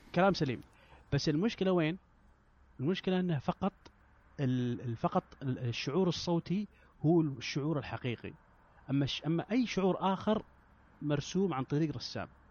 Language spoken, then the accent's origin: Arabic; Saudi Arabia; انا من السعوديه